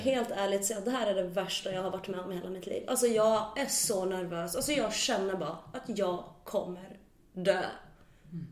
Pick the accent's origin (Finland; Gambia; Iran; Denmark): Finland; Jag har ju den här finlandssvenska liksom rakheten